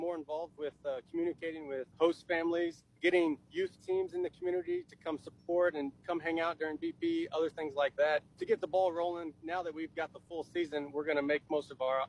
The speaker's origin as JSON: {"language": "English", "region": "Missouri", "country": "United States", "tie": "born or raised there", "said": "Just being in Central Missouri. I'm born and raised in Central Missouri."}